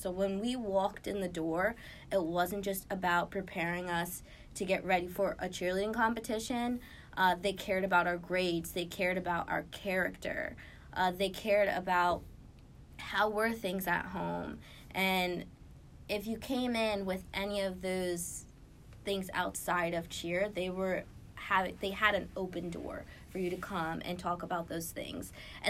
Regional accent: Lancaster, Pennsylvania, United States; grow my view of what is out there outside of just Lancaster, like my hometown, and to strive to do more.

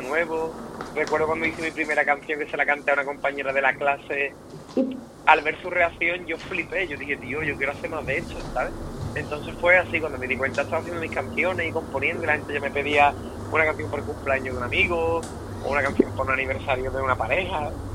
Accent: Rota, Andalusia, Spain; accent: gaditano; soy roteño, un pueblo de Cádiz

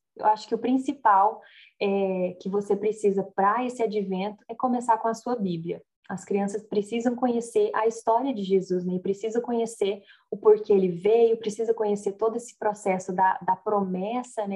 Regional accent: Brazil; now in United States; como brasileira

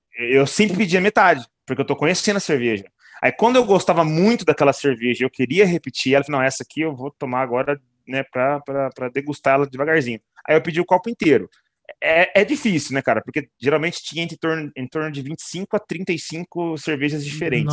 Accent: São José do Rio Preto, São Paulo, Brazil; lá na minha cidade eu descobri, cara, eu não sabia, em Rio Preto

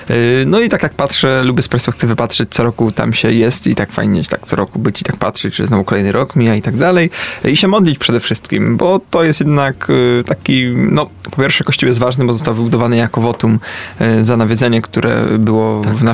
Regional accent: Poznań, Greater Poland, Poland; Ja z Poznania jestem, ale to wiesz, Poznań duży, to nie wszystkie dzielnice znam.

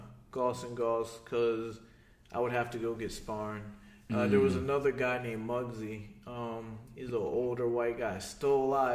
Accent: Philadelphia, Pennsylvania, United States; I'm from Philadelphia.

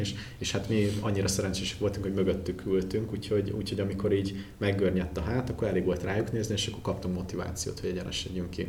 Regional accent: Hungary; még magyarként is

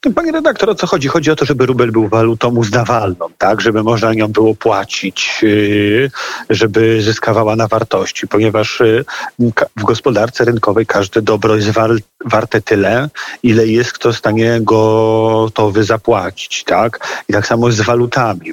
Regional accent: Łódź, Łódź Voivodeship, Poland; wywodzę się z Łodzi

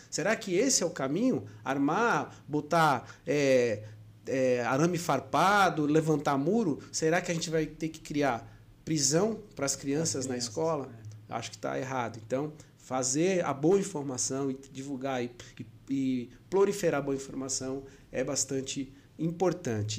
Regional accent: São Paulo, Brazil; now in Maceió, Brazil; natural da cidade de São Paulo, mas já vivo na, na minha, que eu posso considerar minha amada Maceió, amada Lagoas, desde 2000 ah, desde de, de 1999

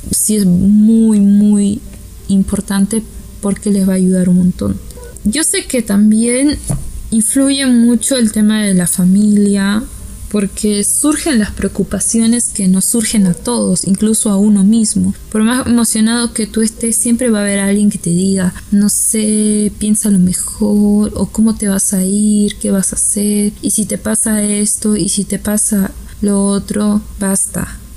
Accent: Peru; Para los que no sepan, yo soy peruana.

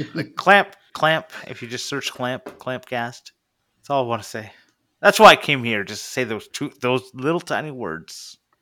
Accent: Canada; I'm from Canada.

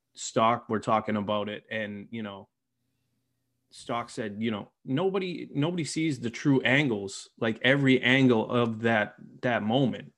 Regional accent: Boston, Massachusetts, United States; I'm from Boston

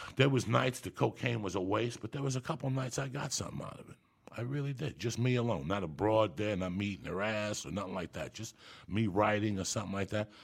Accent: Cuba; also born or lived in Boulder, Colorado; I'm Cuban, so I was born in Santa Ria religion

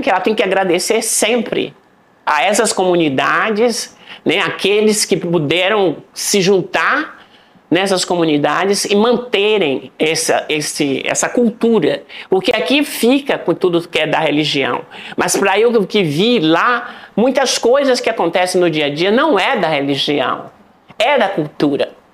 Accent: Salvador, Bahia, Brazil; moved away as an adult; also born or lived in Berkeley / New York; É, nasci em Salvador, Bahia.

